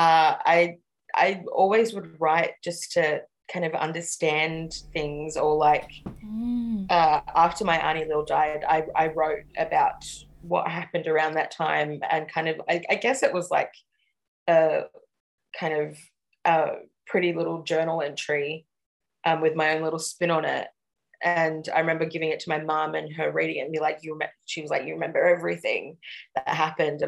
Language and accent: English; Sydney, New South Wales, Australia; I grew up out at Guildford and like Darug country out west